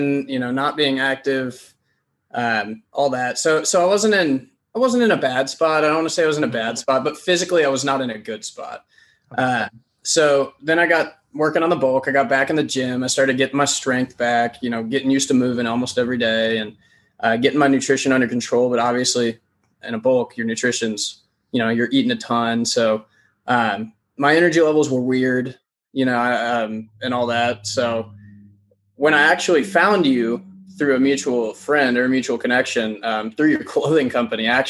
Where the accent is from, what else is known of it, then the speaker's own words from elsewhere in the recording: Louisville, Kentucky, United States; also born or lived in Lexington, Kentucky; I was born and raised in Louisville, Kentucky, still live here.